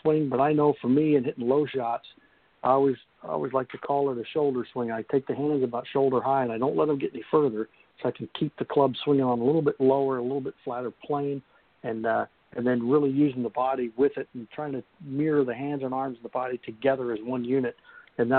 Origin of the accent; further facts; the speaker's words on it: Kansas, United States; I grew up in Kansas where, you know, if the wind ever stopped blowing, you'd fall down